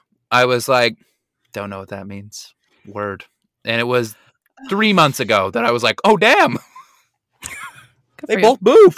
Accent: Utah, United States; now in New York, United States; I'm from Utah.

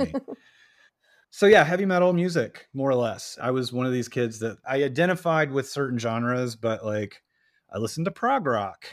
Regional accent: Atlanta, Georgia, United States; now in New York, United States; I was raised in Atlanta

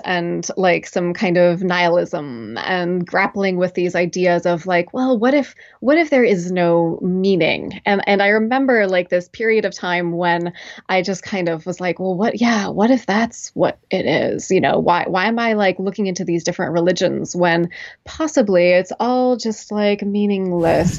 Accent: McMinnville, Oregon, United States; moved away as an adult; now in Williamstown, Massachusetts, United States; I'm originally from Oregon, from a, uh, small town outside of Portland

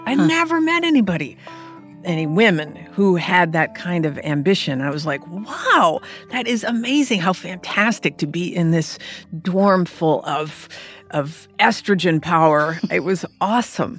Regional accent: California, United States; moved away as an adult; also born or lived in Michigan; I was from California

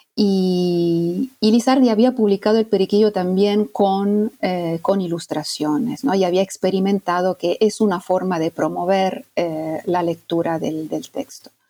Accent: Italy; moved away as an adult; also born or lived in Argentina; yo soy mm, italiana y toda mi formación hasta digamos, la formación académica la hice en Italia

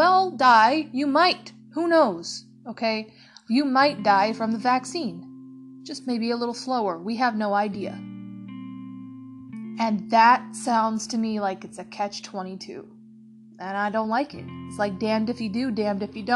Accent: United States; we as an American people, including me

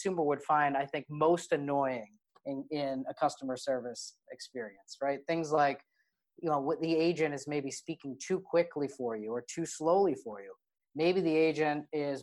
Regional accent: Boston, Massachusetts, United States; I'm from Boston here

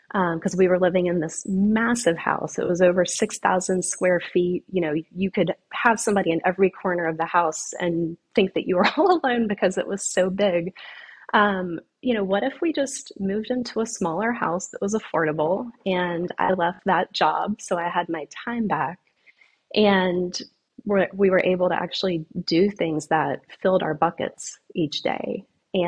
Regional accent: the Carolinas, United States; now in Florida, United States; And I'm from the Carolinas originally, and for whatever reason, I never thought I would live in Florida.

